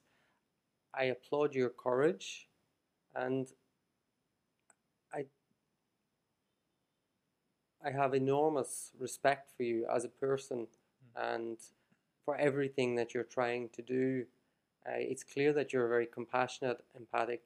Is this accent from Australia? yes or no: no; Ireland; moved away as an adult; now in Shenzhen, China; I'm Irish and very proud to be Irish, but I don't consider really, I don't see Ireland as my ultimate home or Ireland. I don't view Ireland as home anymore.